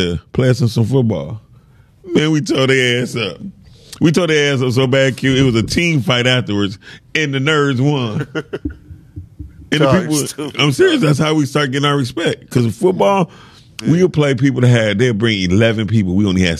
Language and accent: English; Detroit, Michigan, United States; a child growing up in Detroit